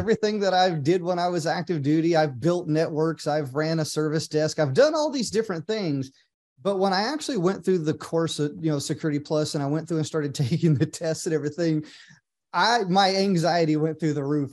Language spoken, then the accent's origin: English; Oklahoma, United States; moved away; I grew up in a small town in Oklahoma